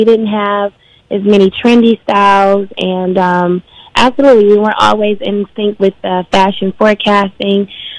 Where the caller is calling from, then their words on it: Detroit, Michigan, United States; I'm calling from Detroit, Michigan.